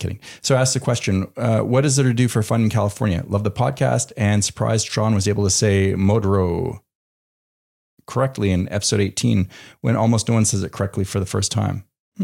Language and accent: English; Canada; moved away; growing up in Canada